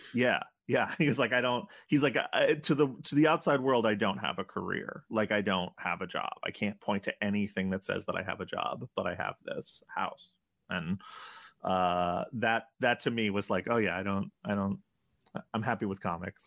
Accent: New York, United States; I grew up in New York

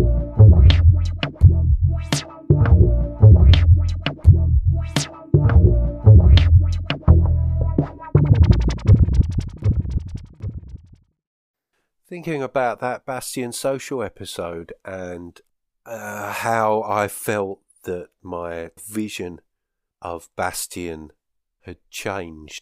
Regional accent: South Essex, East of England, United Kingdom; now in Northern Scotland, United Kingdom; In an area where I grew up in South Essex

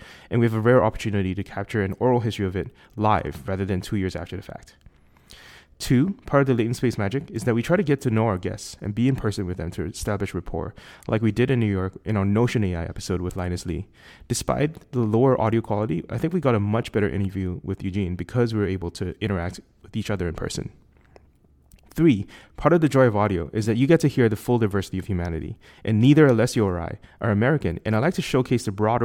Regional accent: Singapore; accent: Singaporean; my Singaporean accent

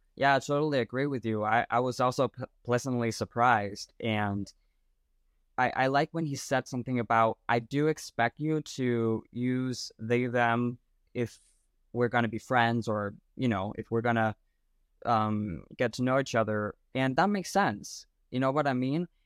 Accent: Denmark; I'm from Denmark, uh, Europe

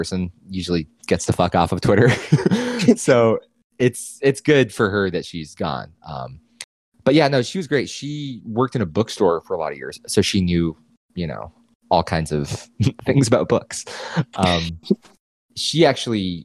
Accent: New England, United States; I was growing up in New England

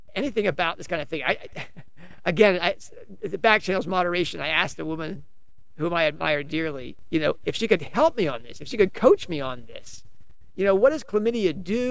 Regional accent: United States; I'm an American

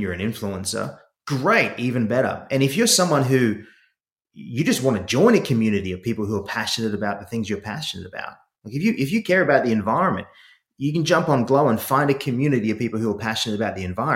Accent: Sydney, New South Wales, Australia; accent: Aussie; now in United States; I grew up in Sydney, Australia

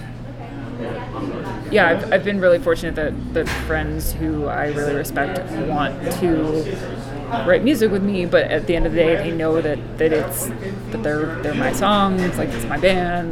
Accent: Central New Jersey, United States; I grew up in Central New Jersey

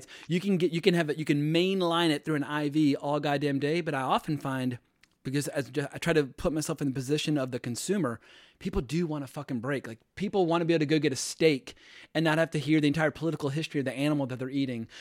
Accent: United States; moved away as an adult; also born or lived in North Carolina / Virginia / Los Angeles / New York; I grew up in North Carolina, Virginia

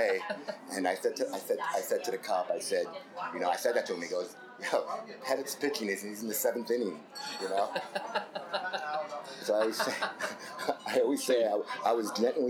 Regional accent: New York City, New York, United States; I was born in the Bronx to Jewish hippie cowboys that were also heroin addicts

